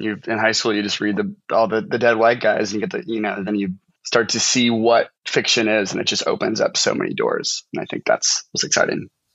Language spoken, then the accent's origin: English; St. Charles, Missouri, United States; moved away as an adult; now in Washington, United States; I'm from um, a town called St. Charles, so it's pretty much it's the St. Louis suburbs